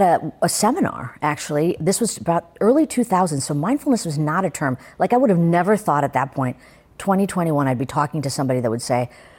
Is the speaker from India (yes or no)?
yes; India; I mean, you could see me, I'm an Indian woman.